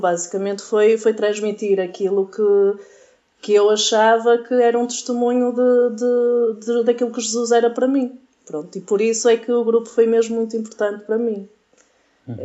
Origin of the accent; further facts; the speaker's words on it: Portugal; eu sou de Massiminos